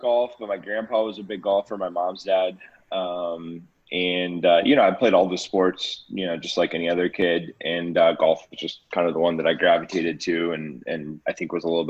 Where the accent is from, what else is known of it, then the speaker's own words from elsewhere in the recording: McKinney, Texas, United States; I grew up in McKinney, Texas, just north of Dallas. Grew up as a big golfer